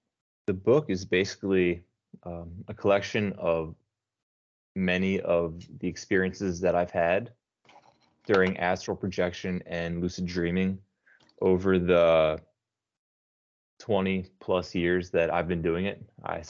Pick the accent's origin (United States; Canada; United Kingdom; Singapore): United States; New Jersey; moved away as an adult; now in Brazil; I'm down south in a state called Paraná. Okay. I'm actually from New Jersey. I moved here about 9 years ago.